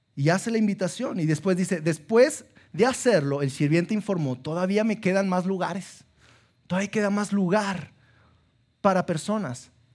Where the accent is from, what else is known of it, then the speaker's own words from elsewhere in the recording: Sabinas, Coahuila, Mexico; now in Saltillo, Mexico; soy de Sabinas, y allá en eh, mis papás me, metieron a un colegio católico